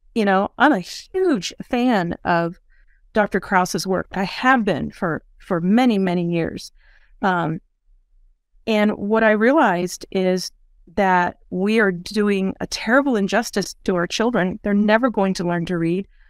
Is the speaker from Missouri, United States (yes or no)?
yes; Missouri, United States; moved away as an adult; now in Tulsa, United States; I'm from Missouri.